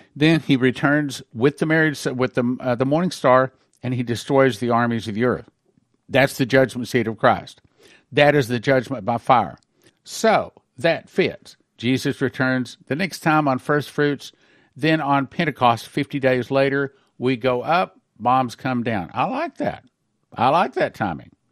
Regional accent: United States; we Americans

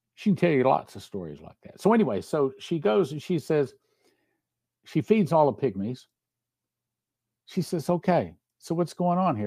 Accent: Texas, United States; I'm from Texas

